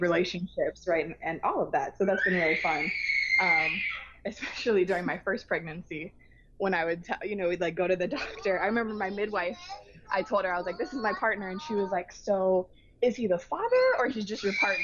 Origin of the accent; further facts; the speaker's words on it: Hawaii, United States; born and raised in Hawaii